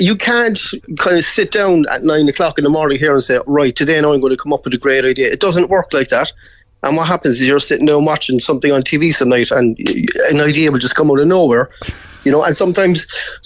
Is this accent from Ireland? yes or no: yes; Cork, Munster, Ireland; I am from Cork. I mean, we're the proudest people in the world.